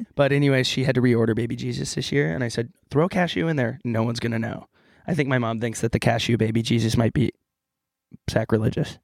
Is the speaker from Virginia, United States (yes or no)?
no; California, United States